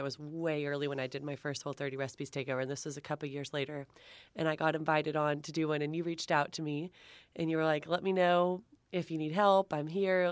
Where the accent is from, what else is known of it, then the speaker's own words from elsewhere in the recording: Texas, United States; I'm from Texas, so I've got my Southern Charm chapter